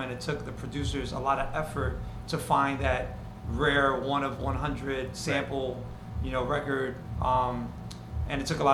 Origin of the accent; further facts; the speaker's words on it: New York City, New York, United States; I grew up on the Upper West Side on 97th Street